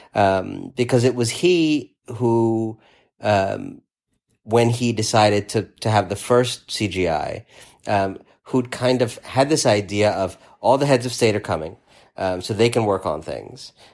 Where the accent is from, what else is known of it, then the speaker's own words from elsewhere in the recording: New York, United States; as a New Yorker